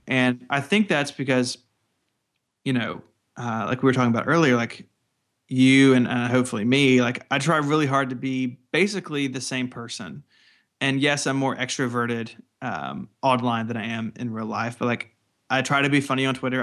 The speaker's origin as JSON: {"language": "English", "region": "the Delta South", "country": "United States", "said": "I'm from, like, you know, the Delta South, and, and in my accent isn't really very strong compared to other people who live in the same area"}